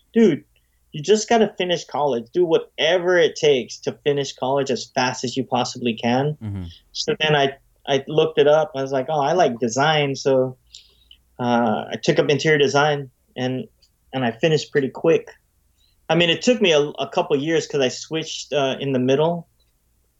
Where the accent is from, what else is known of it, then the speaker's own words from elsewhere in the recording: San Francisco, California, United States; I was born in San Francisco, grew up in San Francisco